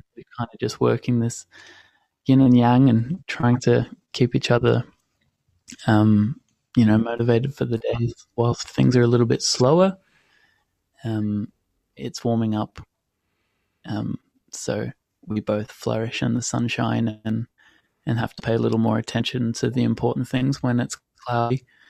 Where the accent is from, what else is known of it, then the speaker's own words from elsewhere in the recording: Australia; also born or lived in London; I'm 22 and I'm from Australia